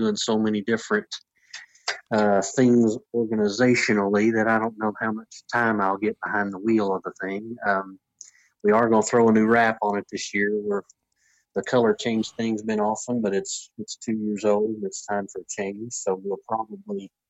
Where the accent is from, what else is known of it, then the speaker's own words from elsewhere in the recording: East Tennessee, United States; now in Nashville, United States; I'm from East Tennessee